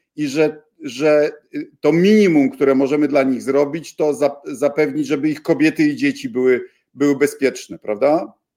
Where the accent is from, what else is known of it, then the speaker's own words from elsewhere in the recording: Bydgoszcz, Kuyavian-Pomeranian Voivodeship, Poland; moved away; mojego rodzinnego miasta